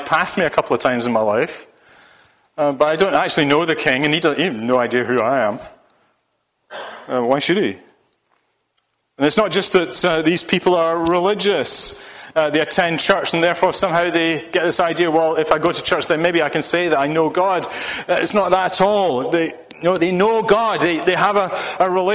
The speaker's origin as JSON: {"language": "English", "area": "Ayrshire", "region": "Scotland", "country": "United Kingdom", "tie": "born or raised there", "moved": "yes", "lives_now": "Solihull, United Kingdom", "said": "I was born and grew up in Ayrshire, in Scotland."}